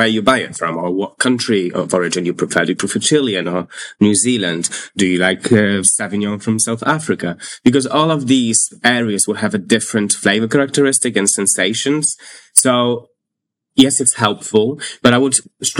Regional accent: Warsaw, Masovian Voivodeship, Poland; also born or lived in London; now in United Kingdom; I'm from Poland. I'm from Warsaw.

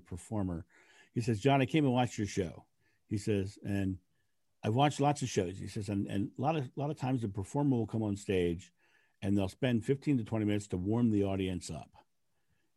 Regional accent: United States; I'm American.

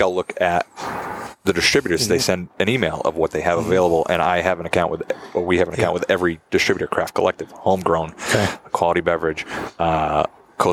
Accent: Taunton, Massachusetts, United States; growing up in Taunton and worked in the industry in Taunton.

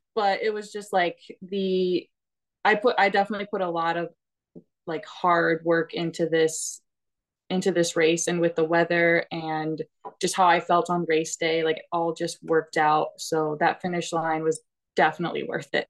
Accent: Illinois, United States; moved away; I am originally from Illinois.

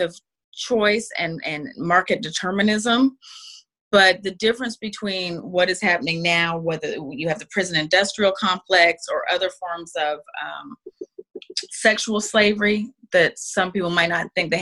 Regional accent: Salt Lake City, Utah, United States; I was raised in Salt Lake City, Utah.

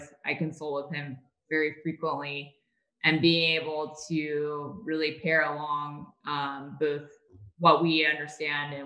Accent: Napa Valley, California, United States; I'm born and raised in Napa Valley

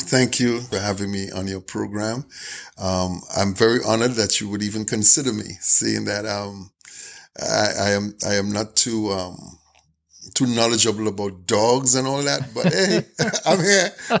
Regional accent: Trinidad & Tobago; also born or lived in Canada; now in United States; Well, I'm Trinidadian Canadian, but I'm here in the U.S.

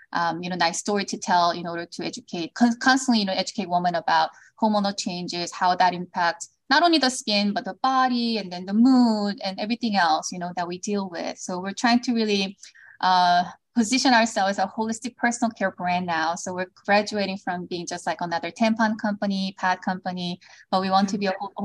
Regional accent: South Korea; moved away as an adult; also born or lived in Los Angeles; now in United States; I was born in Korea. I moved to the States when I was in middle school because of my father's job. Then moved back to Korea, went to college there

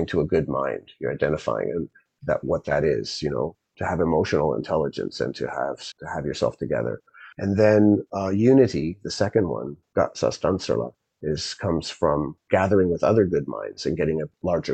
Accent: Zambia; moved away; when I grew up in Zambia and went to school in a public school out in the bush and lived in the suburbs of the capital

